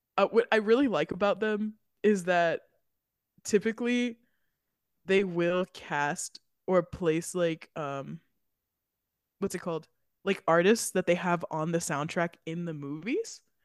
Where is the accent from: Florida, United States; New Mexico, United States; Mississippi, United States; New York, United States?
Florida, United States; We're from Florida, obviously, if you haven't heard it before, we are Floridians